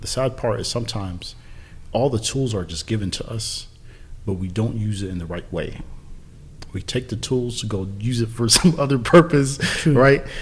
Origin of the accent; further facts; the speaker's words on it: San Diego, California, United States; I'm from San Diego